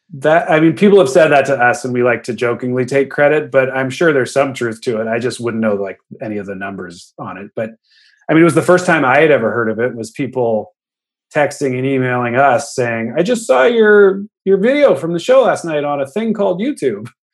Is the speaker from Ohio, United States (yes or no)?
no; the Bay Area, California, United States; We grew up in the Bay.